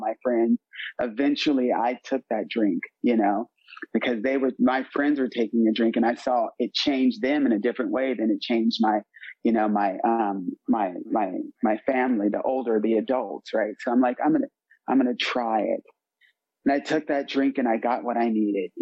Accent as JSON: {"language": "English", "town": "San Diego", "region": "California", "country": "United States", "also_born_or_lived": "Berlin, Germany", "moved": "yes", "said": "I'm originally from San Diego, California"}